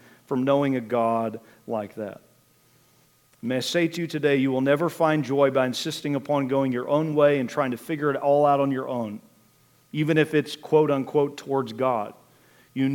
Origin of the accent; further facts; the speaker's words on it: Richland County, Ohio, United States; also born or lived in Wooster, Ohio; now in Wayne County, United States; grew up over in Richland County